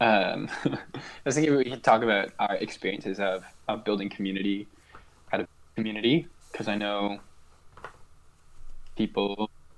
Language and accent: English; Ottawa, Ontario, Canada; now in Halifax, Canada; I'm also from Ottawa, but currently I live in Halifax